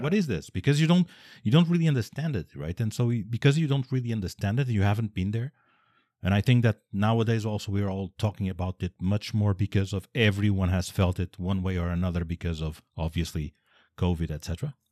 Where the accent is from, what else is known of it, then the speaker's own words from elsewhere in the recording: Portugal; I'm Portuguese, I come from Portugal